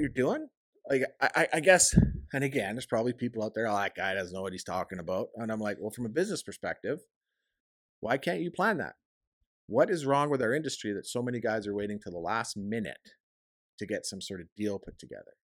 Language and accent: English; Canada; I'm a Canadian guy